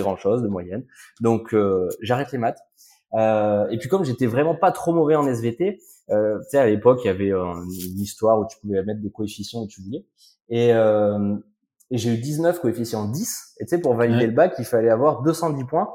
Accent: Haute-Loire, Auvergne-Rhône-Alpes, France; also born or lived in Le Puy-en-Velay; je suis né au Puy-en-Velay, en Haute-Loire, mmh. euh, et assez rapidement, avec mes parents, on est allé s'installer euh, dans un tout petit, dans un tout petit hameau qui est qui est perdu au fin fond de la Haute-Loire

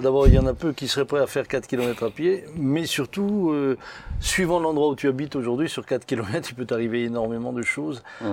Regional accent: Pfastatt, Grand Est, France; j'ai grandi à Fastat où on était relativement tranquille

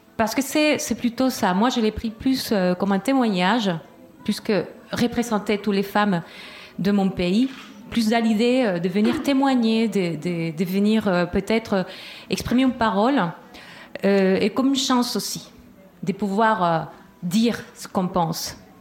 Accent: Chile; moved away; du Chili

